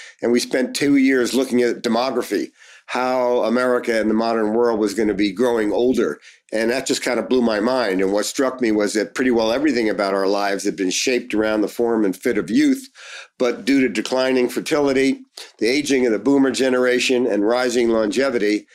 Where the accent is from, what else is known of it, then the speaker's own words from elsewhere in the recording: Newark, New Jersey, United States; I grew up in Newark, New Jersey